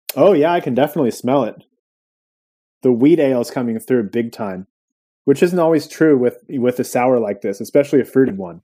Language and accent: English; Santa Cruz, California, United States; my hometown of Santa Cruz